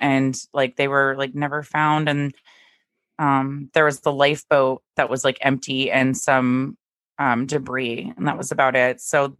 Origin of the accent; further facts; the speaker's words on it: Dallas, Texas, United States; now in Maine, United States; growing up in Dallas